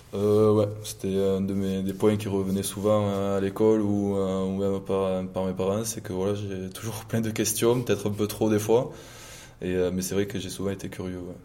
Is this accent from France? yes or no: yes; Condom, Occitania, France; moved away as an adult; also born or lived in Toulouse / Auch; now in La Rochelle, France; j'ai grandi dans le Gers